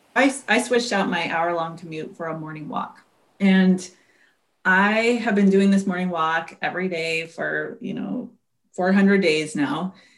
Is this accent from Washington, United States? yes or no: yes; Seattle, Washington, United States; I grew up in the Seattle area